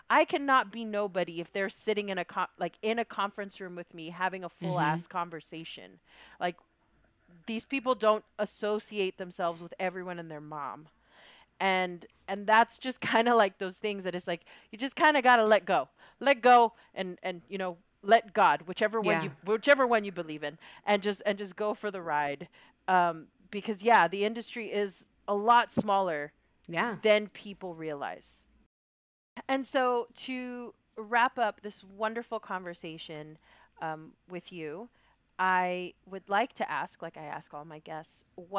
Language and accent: English; Chicago, Illinois, United States; because I come from Bronzeville and I'm like, yo, I don't even think they know where I live.